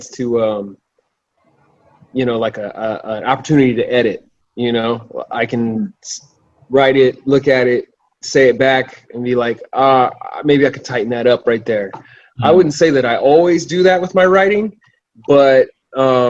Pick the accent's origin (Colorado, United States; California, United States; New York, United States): Colorado, United States; Arvada; moved away as an adult; also born or lived in Kansas City; I grew up in Arvada, Colorado, which is just north of Denver, like a suburb of Denver